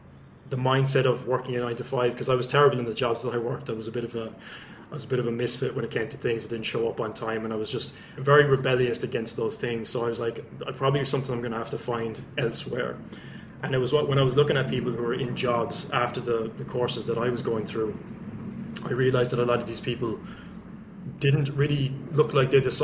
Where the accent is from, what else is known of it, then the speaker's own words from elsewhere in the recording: West Limerick, Munster, Ireland; also born or lived in Dublin; I'm originally from Dublin, but grew up in West Limerick in a place called Gillin, small village.